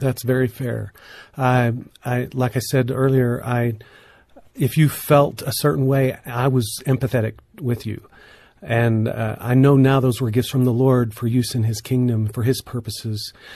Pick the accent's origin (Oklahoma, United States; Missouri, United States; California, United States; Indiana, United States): Oklahoma, United States; northeastern; moved away; my hometown where I grew up in northeastern Oklahoma